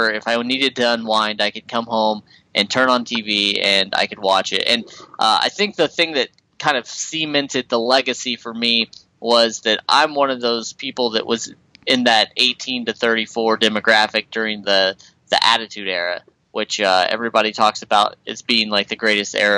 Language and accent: English; Midwest, United States; I'm from the Midwest